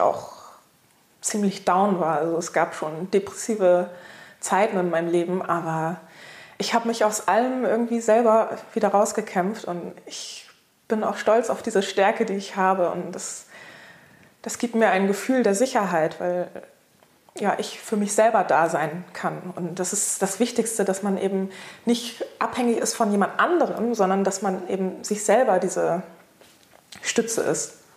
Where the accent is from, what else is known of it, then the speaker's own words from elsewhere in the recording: Hamburg, Germany; ich bin in Hamburg geboren